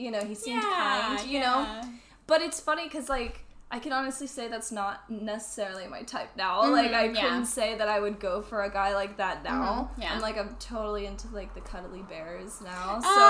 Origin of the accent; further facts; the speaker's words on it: San Diego, California, United States; So I'm actually born and raised here in San Diego.